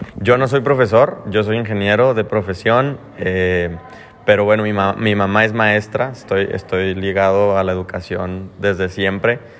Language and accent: Spanish; Mexico; now in Australia; siendo mexicano